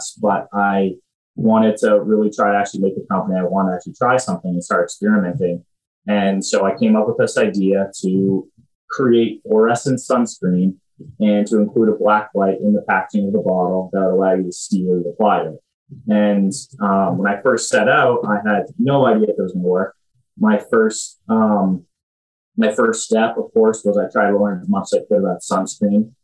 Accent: Groton, Massachusetts, United States; I'm from Groton, Massachusetts originally. I was the first person in my high school to go to West Point.

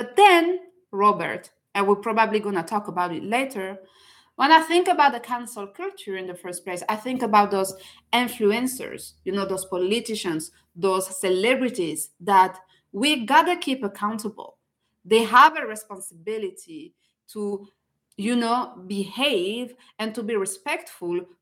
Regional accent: France; now in Canada; I'm originally from France

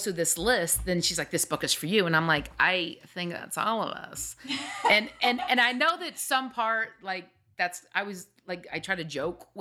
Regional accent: the South, United States; we're from the South

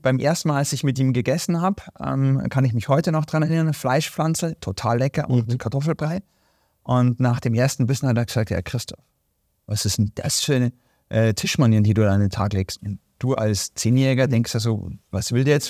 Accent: Germany; hier bei uns in Deutschland

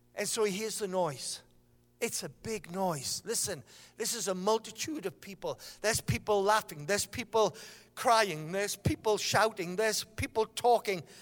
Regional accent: Sunderland, North East England, United Kingdom; I am from Sunderland

